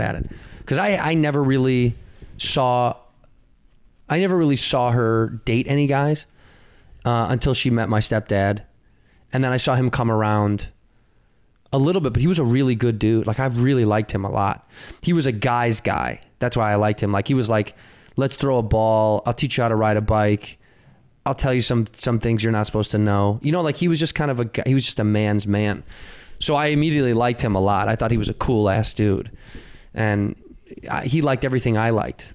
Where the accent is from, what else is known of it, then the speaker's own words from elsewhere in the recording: Chicago, Illinois, United States; I grew up in Chicago, Illinois